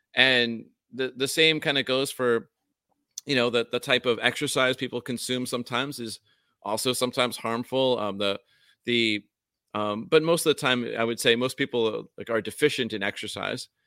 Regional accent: upstate New York, United States; accent: New York accent, upstate version; also born or lived in Vermont; now in Hawaii, United States; when I was in New York where I grew up

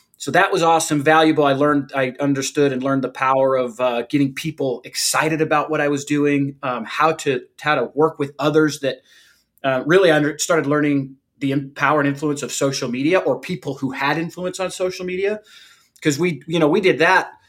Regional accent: St. George, Utah, United States; I grew up in a small town, used to be a small town, uh, St. George, Utah, just outside of Zion National Park.

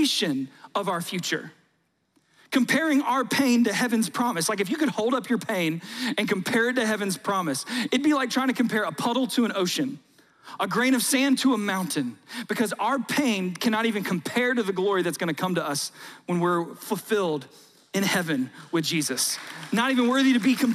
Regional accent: South Georgia, United States; I grew up in South Georgia

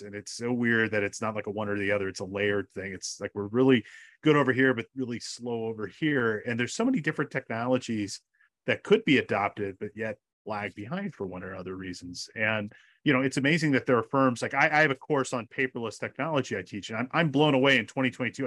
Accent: California, United States; California, my home state

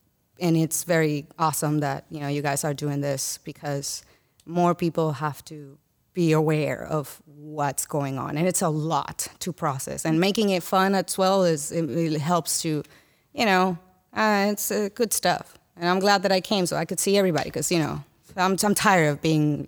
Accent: Dominican Republic; I'm born and raised in Dominican Republic.

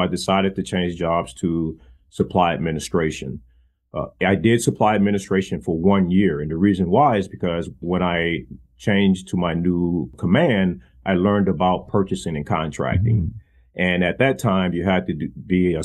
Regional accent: St. Louis, Missouri, United States; Originally from St. Louis, Missouri

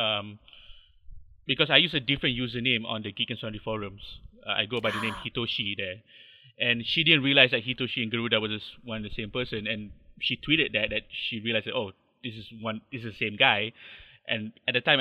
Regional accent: Subang Jaya, Selangor, Malaysia; I'm from Malaysia. I'm born and bred. I live in a little town called Subang Jaya. Lived here for almost 30 odd years.

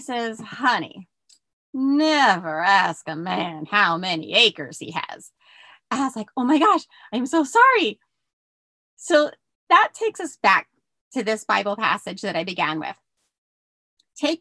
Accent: outside Philadelphia, Pennsylvania, United States; moved away as an adult; also born or lived in Bronx, New York / New Mexico; I grew up outside Philly

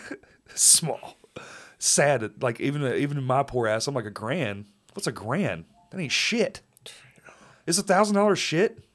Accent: Texas, United States; I'm from there

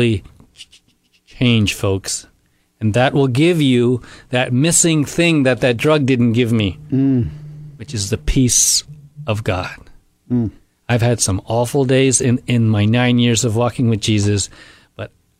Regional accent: India; moved away; We were in India, my home country.

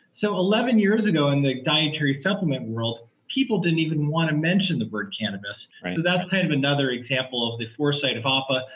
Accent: Palo Alto, California, United States; I grew up in the Bay Area, California. I graduated high school in Palo Alto.

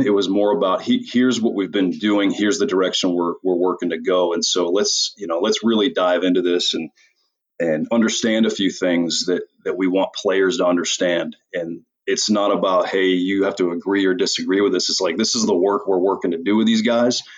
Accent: Portland, Maine, United States; moved away as an adult; also born or lived in Austria; I'm from Portland, Maine

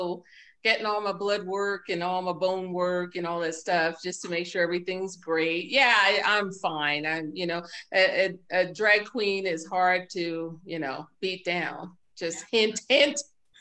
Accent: New York City, New York, United States; I'm from New York City

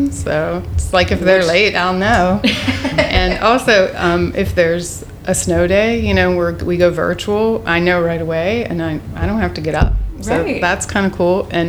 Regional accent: Mount Lebanon, Pennsylvania, United States; I grew up in Mount Lebanon and I walked to every school that I went to.

